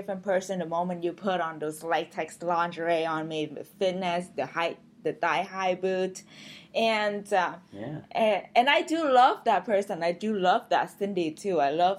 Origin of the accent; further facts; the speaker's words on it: Vietnam; I mean, when I came from Vietnam, everything's pretty new here.